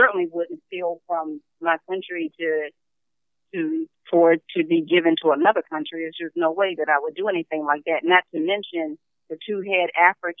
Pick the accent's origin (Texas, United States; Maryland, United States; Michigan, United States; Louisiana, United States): Maryland, United States; also born or lived in South Carolina; when we moved from South Carolina, my brother and I, to Maryland, which my grandmother stayed in South Carolina